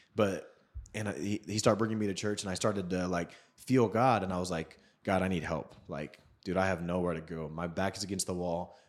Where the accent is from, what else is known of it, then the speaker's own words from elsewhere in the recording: Seattle, Washington, United States; I grew up in Seattle